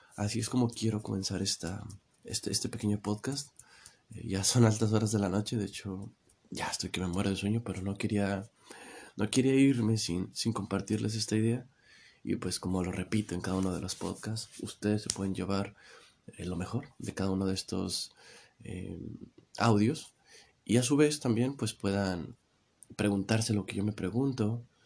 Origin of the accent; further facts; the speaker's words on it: Mexico; aquí en mi país, en México, se usa una, jerga eh, que no tienes pilas, le decimos